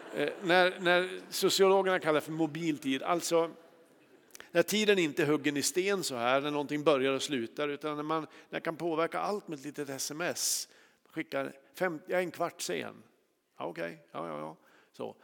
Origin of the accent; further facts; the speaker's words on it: Kramfors, Västernorrland County, Sweden; i Kramfors där jag är uppvuxen